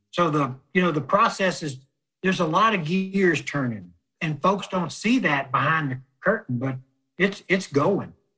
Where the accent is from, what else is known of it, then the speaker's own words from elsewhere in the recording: South Louisiana, United States; Growing up in South Louisiana